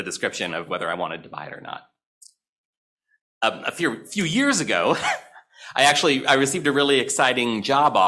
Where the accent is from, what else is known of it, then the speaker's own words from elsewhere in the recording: St. Louis, Missouri, United States; I grew up in St. Louis, Missouri